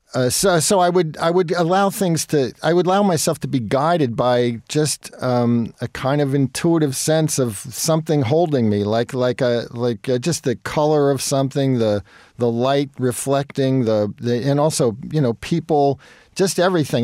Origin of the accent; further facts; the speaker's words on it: Jersey Shore, New Jersey, United States; moved away as an adult; also born or lived in Brooklyn, New York / New York City; when I was three, we moved to the Jersey Shore